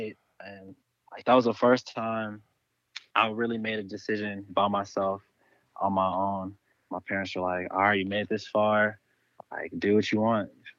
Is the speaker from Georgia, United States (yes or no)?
no; Louisville, Kentucky, United States; moved away as an adult; now in Los Angeles, United States; Originally, I'm from Louisville, Kentucky.